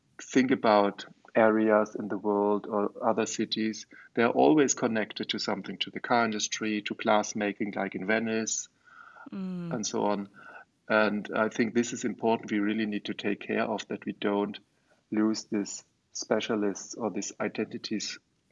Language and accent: English; Germany; also born or lived in Offenbach; I grew up in Germany. I'm educated at a German university in Offenbach, where I'm still living